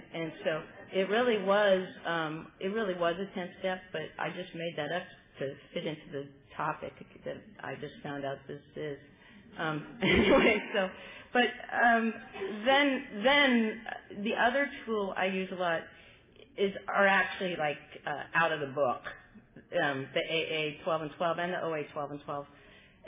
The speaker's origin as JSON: {"language": "English", "town": "Sacramento", "region": "California", "country": "United States", "said": "I'm from Sacramento"}